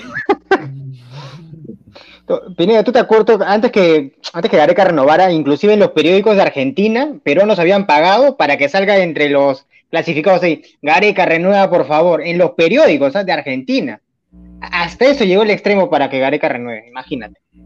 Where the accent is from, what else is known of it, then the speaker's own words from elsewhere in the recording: Lima, Peru; yo estudié y, crecí en, Ate, en Vitarte